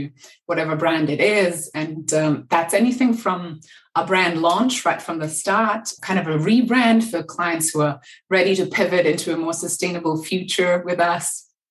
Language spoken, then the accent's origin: English; Berlin, Germany; moved away; also born or lived in Los Angeles; I'm from Berlin originally, and I think I left and moved to LA at some point because I was cold